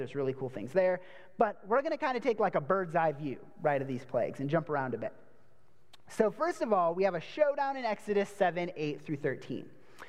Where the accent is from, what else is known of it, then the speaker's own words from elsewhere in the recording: Wisconsin, United States; So I'm originally from Wisconsin, and I used to say things like bag and tag and magazine, and then people made fun of me, so now I say bag, tag, and magazine.